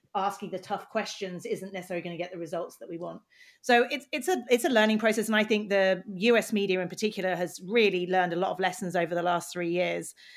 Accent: United Kingdom; now in United States; I'm British

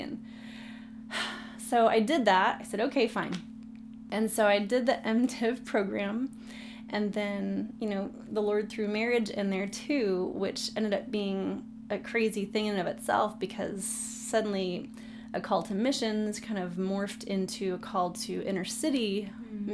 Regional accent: San Diego, California, United States; I was born and raised in San Diego.

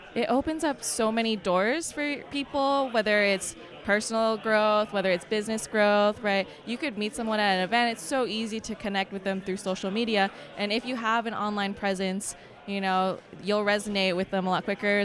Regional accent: Canada; I'm actually from Canada.

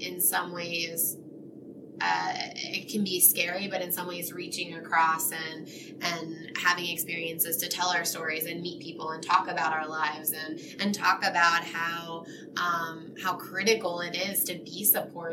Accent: Selinsgrove, Pennsylvania, United States; I actually grew up here in Sealands Grove

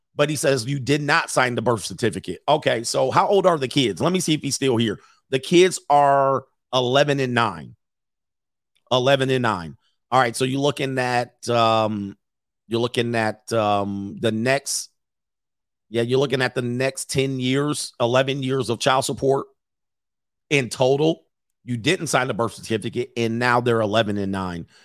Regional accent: Los Angeles, California, United States; I grew up in Los Angeles

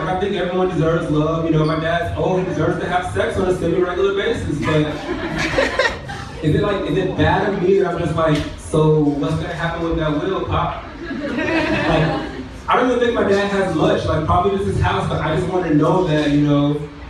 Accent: Atlanta, Georgia, United States; I'm from the South, I'm from Atlanta.

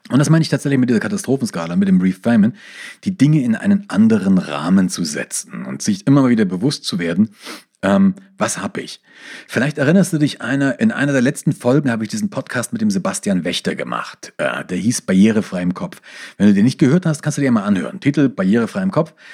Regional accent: East Germany, Germany; born there; ich bin ja im Osten geboren und ich war hinter geschlossenen Grenzen gestanden.

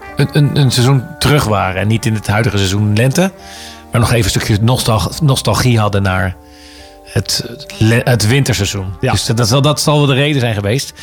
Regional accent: The Hague, South Holland, Netherlands; ik ben Hagenees. Ik ben in Haag geboren.

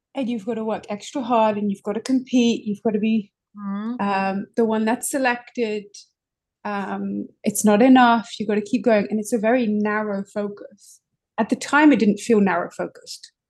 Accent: London, United Kingdom; moved away as an adult; now in New York City, United States; I'm originally from London. I've been in New York City for just over five years

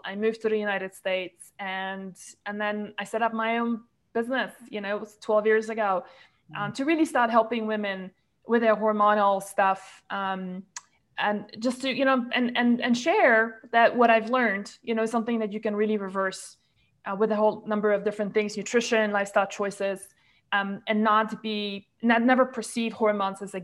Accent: Malaysia; from Malaysia, where I grew up and spent most of my life

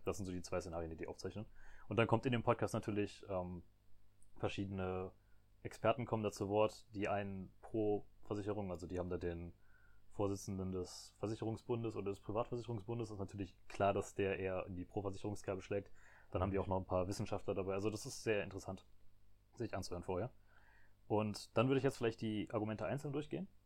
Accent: Germany; als Deutsche

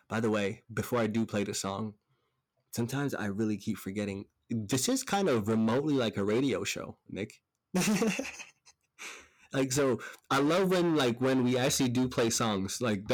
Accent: Stockholm, Stockholm County, Sweden; moved away; because I came from Stockholm, Sweden prior to. I didn't understand anything on the fucking walls. I didn't understand what anyone was saying.

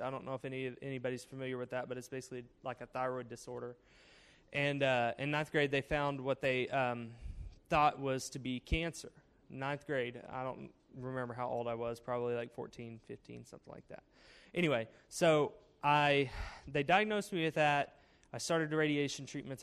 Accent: Cedarville, Arkansas, United States; I am from Arkansas, Cedarville, Arkansas, with a population of under uh, 2,000, uh, 1,333 people to be exact. So it's a small town, uh, small town school, graduated with a class of 52

